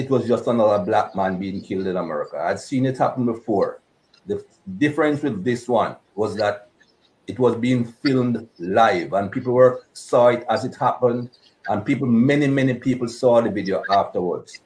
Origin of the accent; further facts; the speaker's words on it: Jamaica; moved away; Growing up in Jamaica, I didn't experience any racism growing up in Jamaica